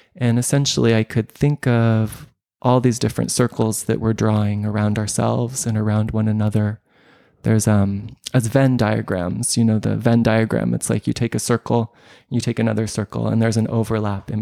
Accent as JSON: {"language": "English", "country": "United States", "moved": "yes", "said": "I'm a expat. I'm a Westerner. I'm an American"}